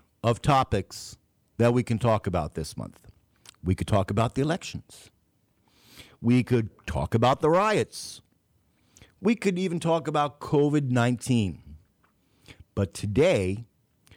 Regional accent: New York City, New York, United States; now in Texas, United States; Staten Island, my hometown.

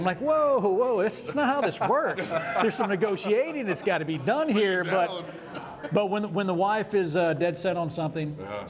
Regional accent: Conroe, Texas, United States; We grew up in Conroe, went to Conroe High School, graduated from Conroe High School.

